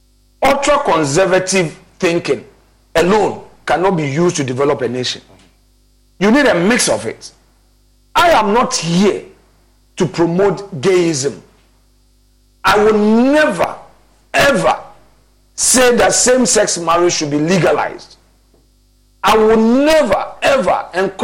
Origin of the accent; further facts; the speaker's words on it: Ghana; As a Ghanaian